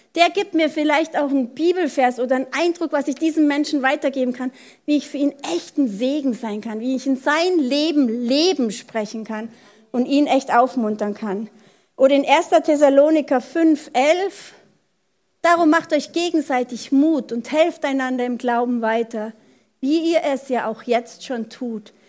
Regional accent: Germany; bei uns in Deutschland

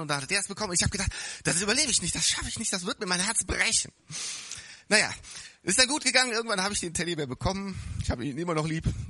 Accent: Bonn, North Rhine-Westphalia, Germany; wir hatten ein wunderschönes äh, Spielzeuggeschäft in Bonn, da wo ich aufgewachsen bin

